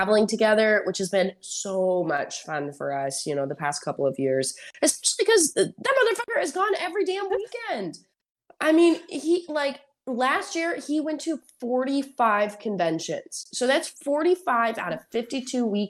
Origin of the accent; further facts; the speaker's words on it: Houston, Texas, United States; I went to school in Houston. I'm from Houston. So I've never really been outside of the range of my family.